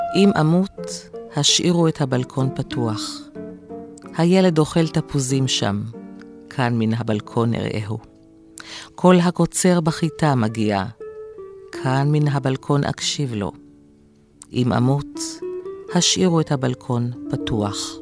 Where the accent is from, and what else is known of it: Israel